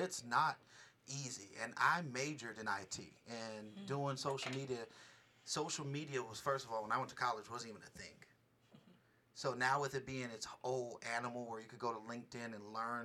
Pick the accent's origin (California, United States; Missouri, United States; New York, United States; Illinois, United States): California, United States; Bay Area; now in Las Vegas, United States; I'm from the Bay Area.